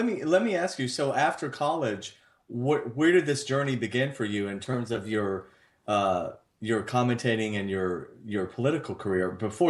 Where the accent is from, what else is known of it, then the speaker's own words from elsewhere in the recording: Athens, Georgia, United States; moved away as an adult; I'm from Georgia, from Athens.